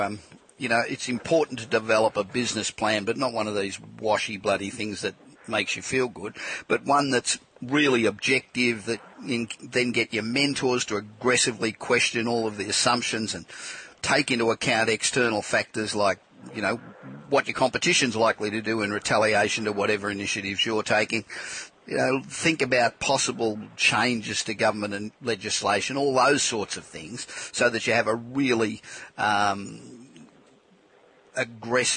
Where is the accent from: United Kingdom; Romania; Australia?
Australia; moved away as an adult; now in California, United States; I'm obviously Australian too, but I've been living in California 25 years